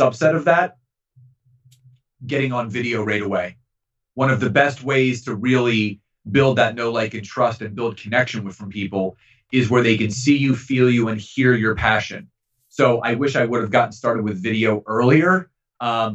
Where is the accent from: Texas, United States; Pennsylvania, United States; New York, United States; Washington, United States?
Pennsylvania, United States; Philadelphia; Growing up in Philadelphia